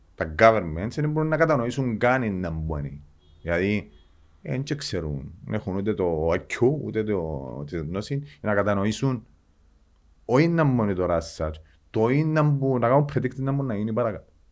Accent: Engomi, Nicosia District, Cyprus; εγώ γεννήθηκα στην Εγκόμη

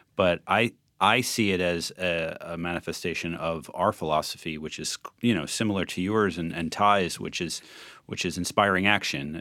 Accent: New Jersey, United States; I come from New Jersey and I come from a working class

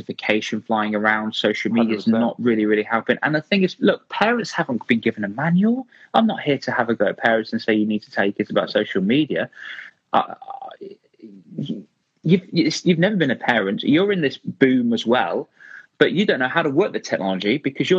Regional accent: Rugby, West Midlands, United Kingdom; my hometown here in Rugby

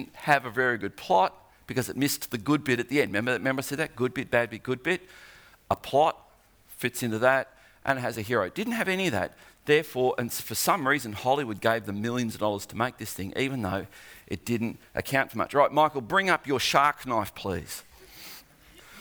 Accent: Australia; I'm an Aussie

